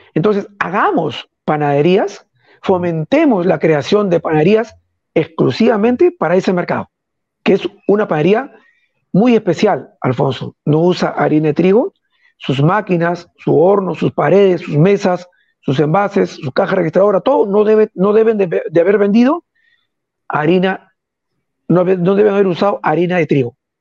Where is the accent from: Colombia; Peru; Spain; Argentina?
Peru; soy un peruano que está acostumbrado a servir a todos